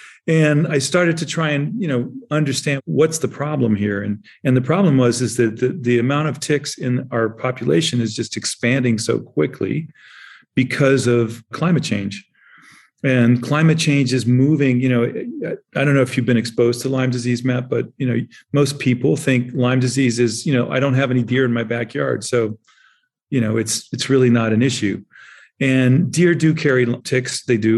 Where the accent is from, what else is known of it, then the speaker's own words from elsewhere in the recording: Germany; I grew up in Germany. I was born in the 50s and I grew up in Germany in the 60s and 70s.